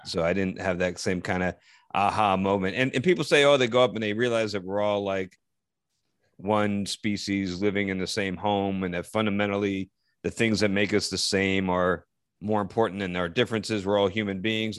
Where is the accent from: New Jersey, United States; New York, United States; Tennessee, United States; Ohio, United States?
New Jersey, United States; Parsippany; my hometown